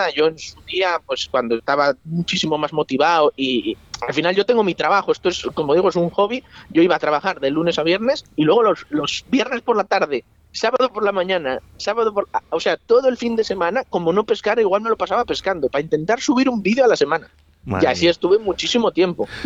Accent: Ricobayo, Castile and León, Spain; Yo crecí pescando en, en Ricoballo y, y, mi corazón tira hacia allí.

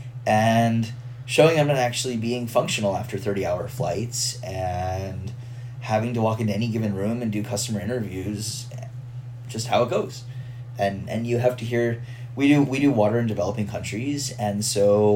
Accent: Houston, Texas, United States; I'm from Houston

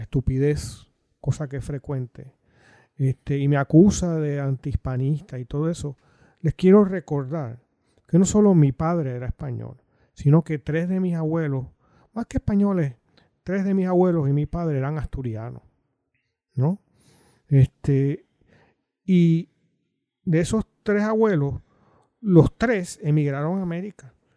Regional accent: Coamo, Puerto Rico; soy de Coamo

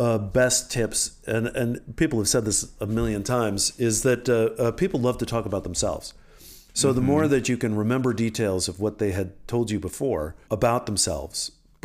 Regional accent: Washington, D.C. area, United States; also born or lived in Paris, France; I grew up outside of Washington, D.C. largely. When we moved back from Paris, we moved back to the Washington area.

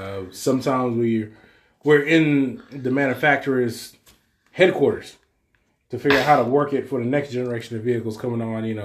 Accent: Texas, United States; from Texas. Can't help it.

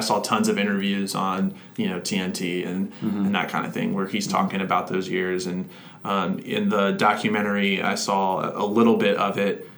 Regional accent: Orlando, Florida, United States; I grew up in Orlando

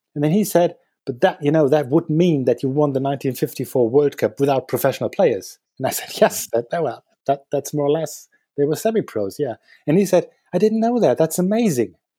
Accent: Dortmund, North Rhine-Westphalia, Germany; moved away as an adult; now in Berlin, Germany; I am from Dortmund

